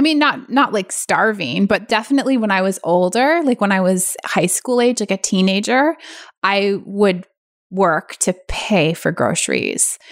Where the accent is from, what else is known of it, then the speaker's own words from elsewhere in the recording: San Francisco Bay Area, California, United States; I grew up in the San Francisco Bay Area